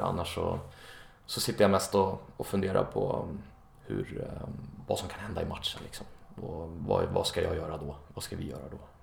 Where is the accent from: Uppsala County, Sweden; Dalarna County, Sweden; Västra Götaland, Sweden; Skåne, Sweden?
Uppsala County, Sweden; Enköping; moved away as an adult; also born or lived in Stockholm; now in Copenhagen, Denmark; när jag bodde hemma i, i Enköping där jag kommer ifrån.